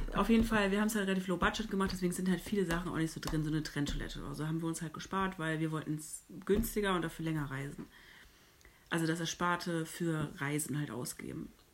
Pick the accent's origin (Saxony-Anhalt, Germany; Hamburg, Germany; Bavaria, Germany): Hamburg, Germany; ich komme aus Hamburg